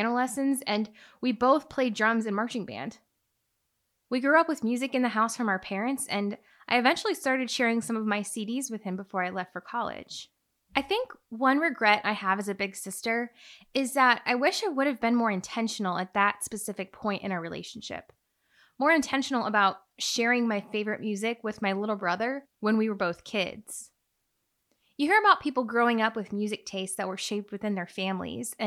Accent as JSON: {"language": "English", "region": "Illinois", "country": "United States", "tie": "born or raised there", "said": "it was just the two of us growing up in Illinois"}